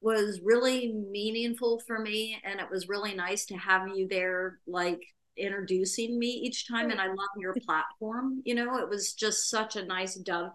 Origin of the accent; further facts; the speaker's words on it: Central Florida, United States; now in Minneapolis, United States; So I grew up though in Central Florida, in a small town in Central Florida